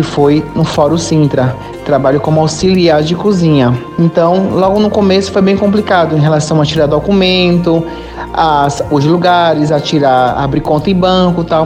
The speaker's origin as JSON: {"language": "Portuguese", "country": "Brazil", "moved": "as an adult", "lives_now": "Portugal", "said": "sou brasileiro"}